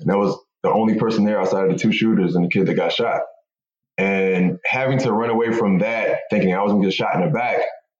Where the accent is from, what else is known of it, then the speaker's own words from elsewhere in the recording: Philadelphia, Pennsylvania, United States; I grew up in Philadelphia in an abandoned house in North Philly, to be exact